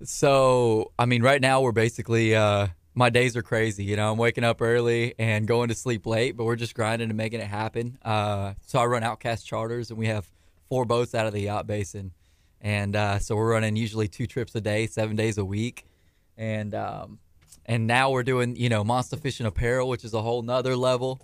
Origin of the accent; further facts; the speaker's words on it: Angleton, Texas, United States; also born or lived in Galveston, Texas; at the time we were from Angleton